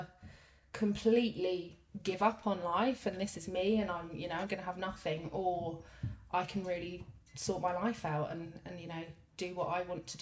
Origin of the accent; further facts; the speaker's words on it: London, United Kingdom; moved away as an adult; also born or lived in Lincolnshire; growing up in London